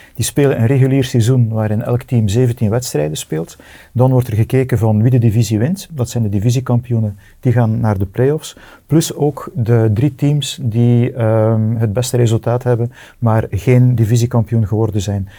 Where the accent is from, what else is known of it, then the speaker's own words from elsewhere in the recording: Bredene, Flanders, Belgium; ik ben van Breden